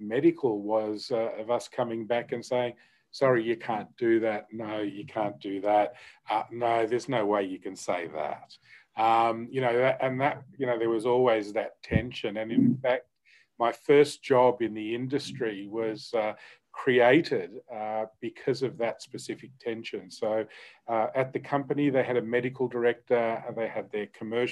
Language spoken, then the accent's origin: English; Australia; accent: Australian; I am Australian, which hopefully people can tell from my accent